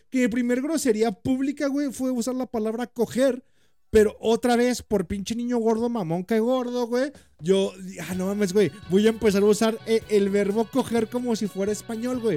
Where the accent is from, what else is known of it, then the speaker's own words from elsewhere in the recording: Mexico; como mexicano